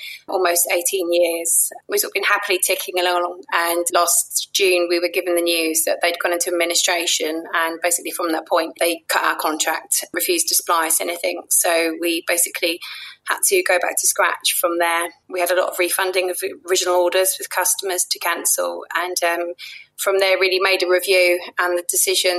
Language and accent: English; London, United Kingdom; I grew up in Penge